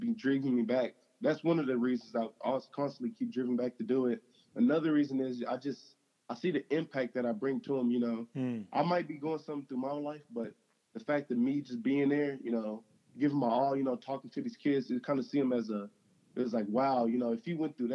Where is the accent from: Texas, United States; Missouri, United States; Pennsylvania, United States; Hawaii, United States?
Texas, United States; Navasota; I grew up in Navasota, Texas